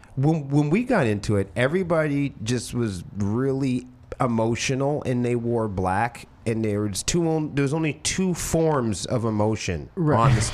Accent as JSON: {"language": "English", "town": "Portsmouth", "region": "New Hampshire", "country": "United States", "said": "I'm from Portsmouth, New Hampshire."}